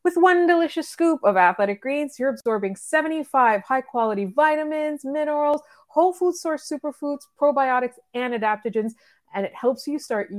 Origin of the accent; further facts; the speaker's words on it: Canada; and I'm being really honest, as a Canadian fan, right?